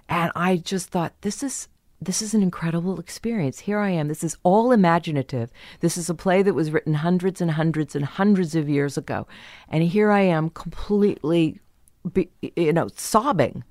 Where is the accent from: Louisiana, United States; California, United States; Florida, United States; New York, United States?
California, United States; San Diego; also born or lived in Kansas; I was born in Kansas, and then we moved to San Diego